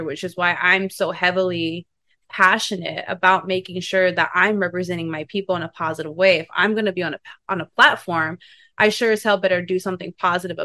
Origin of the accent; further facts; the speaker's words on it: Oklahoma, United States; also born or lived in Kansas City / Kansas; now in Los Angeles, United States; That's where I grew up. That's where I was born. I grew up in Oklahoma